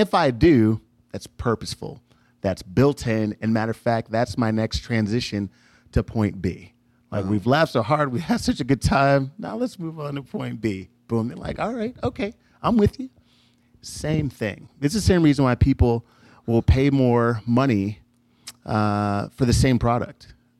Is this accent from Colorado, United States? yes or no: no; Chicago, Illinois, United States; now in Texas, United States; when I moved from Chicago to Texas, Southwest Texas. We did a road trip and he said, why are you leaving? Why do you want to go? And have me write an effort list. So every time I thought about coming back home